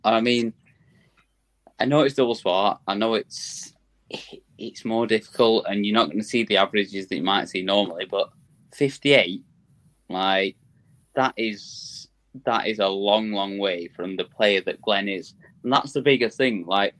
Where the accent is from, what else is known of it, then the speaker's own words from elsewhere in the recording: North East England, United Kingdom; like, I just say like at the end of everything because I'm a Geordie.